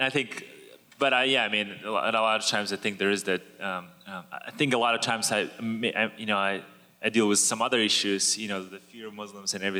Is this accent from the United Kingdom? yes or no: no; Kazakhstan; moved away as an adult; now in Houston, United States; I'm originally from Kazakhstan. I came as an international student in 2007